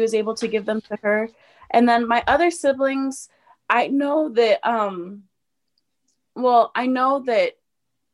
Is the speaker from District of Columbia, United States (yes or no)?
no; Colorado, United States; also born or lived in Tupelo, Mississippi; I was born in Tupelo, Mississippi, and I was adopted at 2 weeks old. And my family is from Colorado, and I've lived in Colorado ever since.